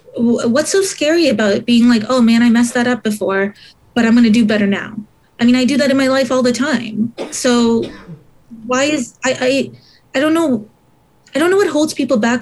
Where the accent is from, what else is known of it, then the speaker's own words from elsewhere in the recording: Montreal, Quebec, Canada; i was born in uh, montreal but my parents came here from Sri Lanka